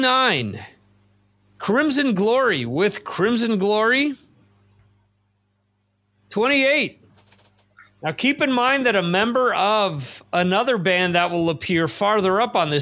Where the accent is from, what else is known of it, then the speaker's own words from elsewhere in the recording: New Jersey, United States; From my home state